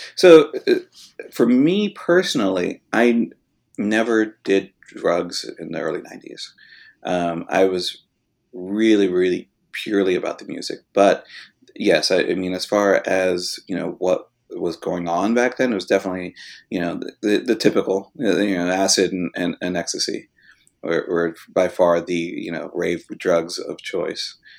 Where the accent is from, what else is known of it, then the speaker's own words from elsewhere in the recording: West Covina, California, United States; also born or lived in Hollywood, Los Angeles; we then moved out to the suburbs and I grew up really in West Covina, which is about, you know, twenty-five miles away from downtown L